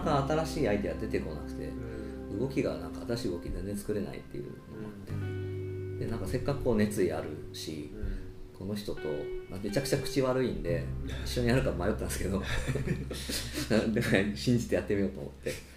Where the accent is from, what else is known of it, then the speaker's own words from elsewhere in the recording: Arita, Saga, Japan; moved away as an adult; もともと有田出身なんですけど